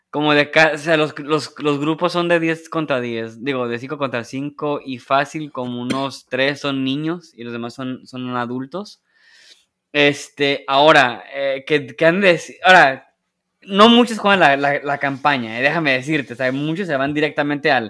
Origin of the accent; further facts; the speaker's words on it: Mexico; Y, yo como jugador mexicano dije, eh, qué chido, mira, ahí está mi ciudad.